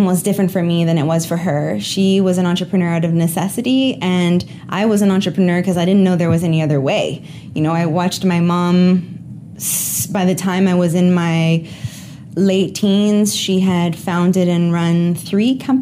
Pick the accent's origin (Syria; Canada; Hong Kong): Canada; I'm a Canadian hanging out in Omaha today.